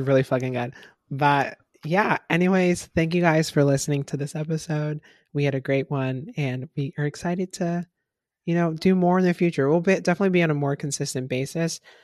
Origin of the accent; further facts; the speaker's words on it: Florida, United States; I'm from Florida